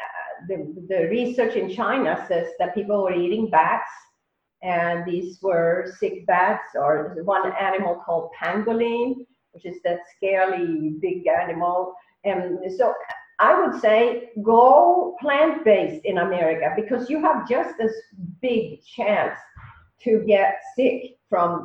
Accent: Sweden; now in United States; my country of Sweden

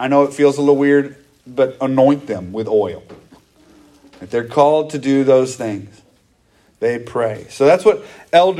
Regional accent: United States; we grew up in America where you had a pastor and a bunch of deacons at most churches growing up

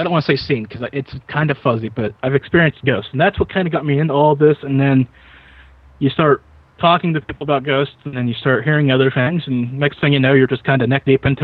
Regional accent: Western Pennsylvania, United States; I'm from Western Pennsylvania, if you people were wondering where the accent's from

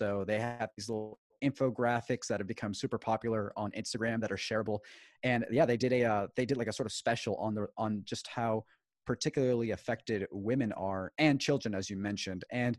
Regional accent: Maracaibo, Zulia, Venezuela; the last video that I put was in my hometown of Maracaibo, which is the second largest city in Venezuela.

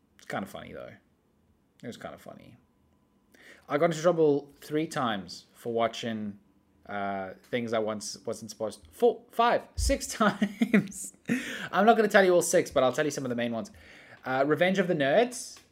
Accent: South Africa; I grew up in South Africa where we have warm weather all year round.

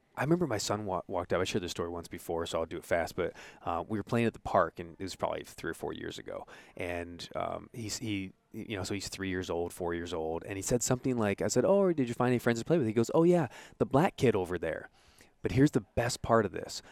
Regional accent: Santa Ana, California, United States; I was born in Santa Ana

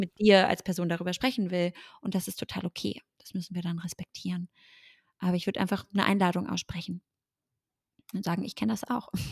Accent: Germany; ich bin Deutsche

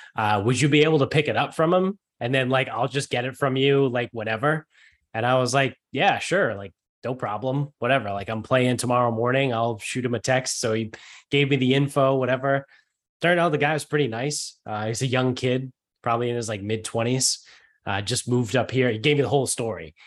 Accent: Medford, Massachusetts, United States; also born or lived in Bridgewater, Massachusetts / Mansfield, Massachusetts; now in North Attleboro, United States; I'm originally from north of Boston, but I live in North Albemarle now.

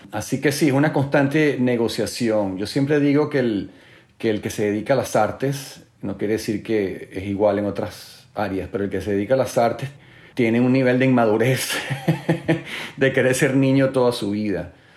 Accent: Venezuela; siendo venezolano

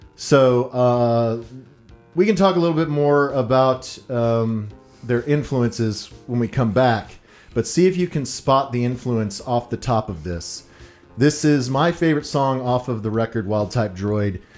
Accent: Texas, United States; I was from Texas

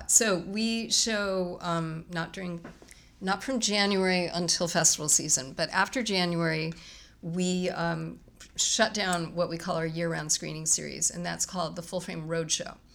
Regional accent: Winston-Salem, North Carolina, United States

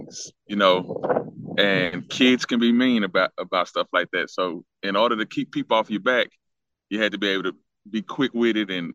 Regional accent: Dallas, Texas, United States; I'm from Dallas. I'm from the Oak Cliff area, born and raised.

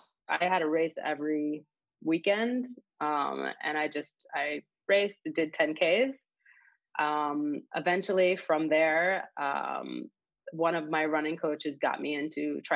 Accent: Israel; moved away as an adult; also born or lived in Miami; now in Chicago, United States; I am originally from Israel. I was born there. And I grew up there. I went to the army there. So I was in the Air Force for 4 years. And then 9 years ago, I moved to the U.S. with my now husband.

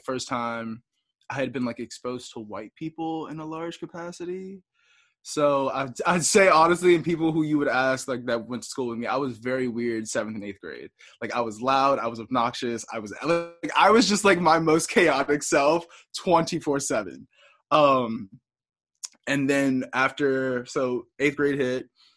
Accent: Washington, District of Columbia, United States; moved away as an adult; now in Burlington, United States; I grew up primarily in Northeast

